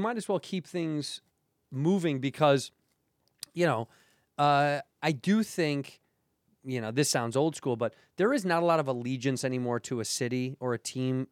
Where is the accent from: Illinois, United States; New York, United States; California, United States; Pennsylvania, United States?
Illinois, United States; Chicago; growing up in Chicago